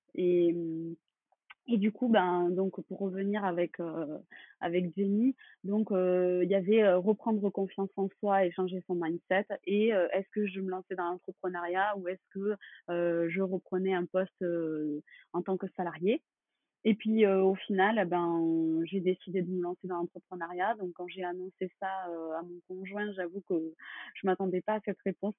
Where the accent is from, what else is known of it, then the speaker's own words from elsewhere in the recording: Toulouse, Occitania, France; moved away as an adult; now in Bordeaux, France; je suis originaire de Toulouse